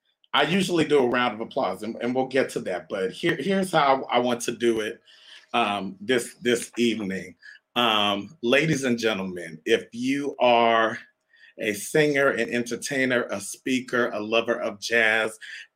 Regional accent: Canada; born there; But, you know, some of you know, may not know, I was born in Canada.

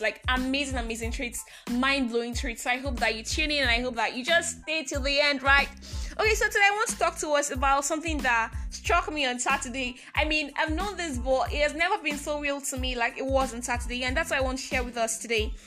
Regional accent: Nigeria; I am that Nigerian Christian talkaholic

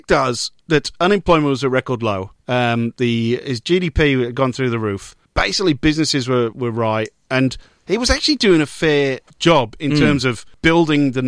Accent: Wales, United Kingdom; being Welsh

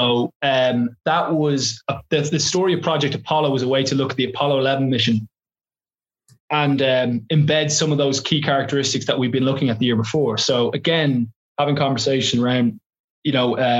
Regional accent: Ireland; now in London, United Kingdom; as an English teacher who also happens to be Irish

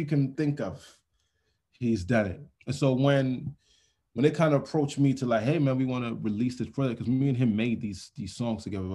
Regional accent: Nigeria; moved away; Larry Ginny Crescent is the road that I grew up on in Nigeria.

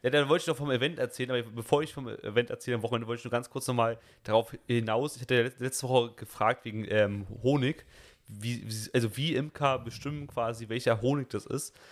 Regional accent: Germany; bei uns in Deutschland

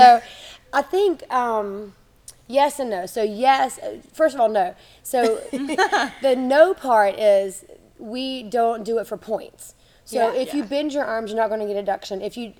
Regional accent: Germany; So I grew up in Germany. My parents were missionaries, so I moved there when I was 7.

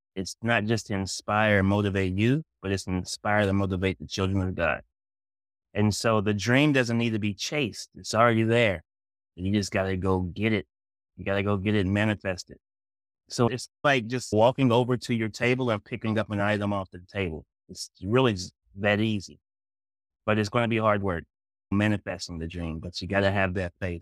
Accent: Kingsport, Tennessee, United States; moved away; also born or lived in Massachusetts; I'm from Kingsport

